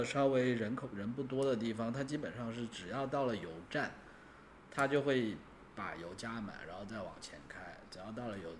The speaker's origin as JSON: {"language": "Chinese", "town": "Shenzhen", "region": "Guangdong", "country": "China", "tie": "born or raised there", "said": "呃主要是我们这些从小在深圳长大的，"}